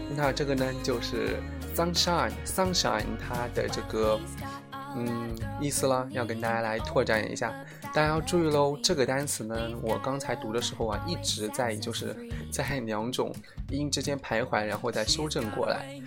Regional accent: Jiangsu, China; 我是江苏的

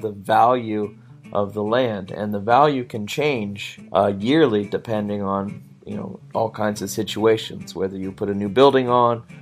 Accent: Washington, United States; So my state, I'm from Washington state

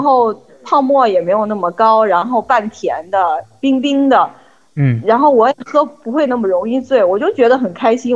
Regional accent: China; now in France; 我们中国人喝酒的习惯啊，还是就是吃着饭喝酒

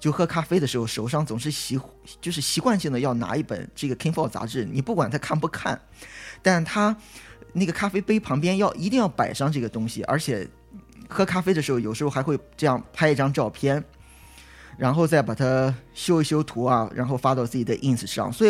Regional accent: China; now in Los Angeles, United States; 那我就纳闷了，我就觉得那我们中国人在这里都不读书吗？后来我就去想，那我们现在就是中国人，就是往国外跑的也越来越多

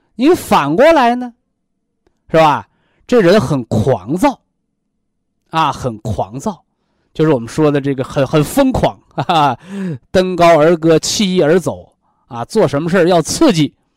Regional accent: China; 咱们中国人

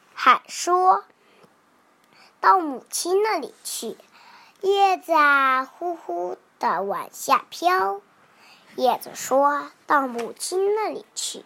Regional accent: Wenzhou, Zhejiang, China; 我来自浙江温州，今年快五周岁了

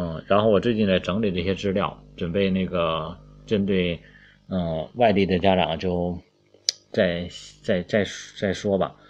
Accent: China; 我们都是中国人

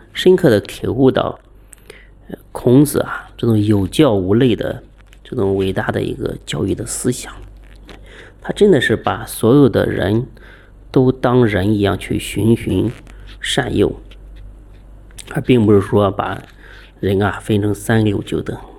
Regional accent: China; 我们中国人

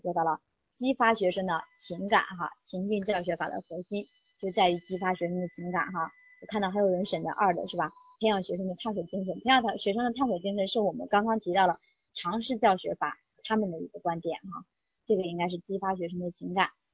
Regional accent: Henan, China; 咱们都是河南的

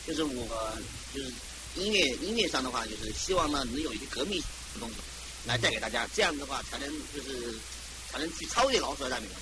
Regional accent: China; 毕竟我是中国人

